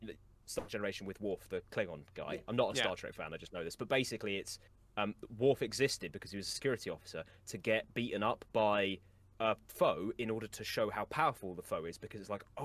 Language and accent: English; Scotland, United Kingdom; accent: Scottish; which I think me saying that in my accent has made any Scottish person be like, oh